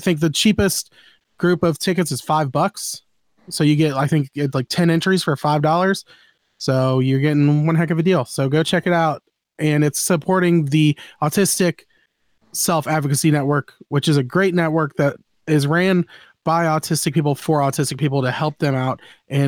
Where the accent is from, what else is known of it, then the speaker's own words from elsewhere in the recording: Florida, United States; I'm from Florida, man. I've been through so many hurricanes.